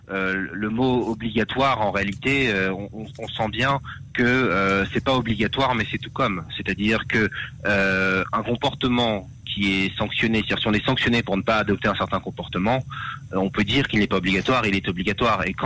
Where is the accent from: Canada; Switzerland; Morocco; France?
France; Euh, je, nous venons de France et, effectivement on sait qu'en France la vaccination est obligatoire dans, dans certains cas.